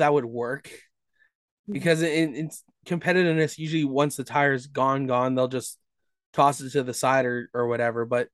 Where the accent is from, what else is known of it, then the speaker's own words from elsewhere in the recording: Brampton, Ontario, Canada; I'm from Brampton area, just north of Brampton.